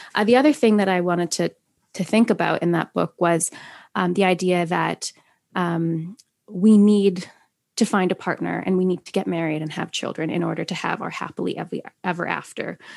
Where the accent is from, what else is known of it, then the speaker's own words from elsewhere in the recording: Saskatoon, Saskatchewan, Canada; moved away as an adult; also born or lived in United Kingdom; in my hometown of Saskatoon, uh, Saskatchewan. I live in Canada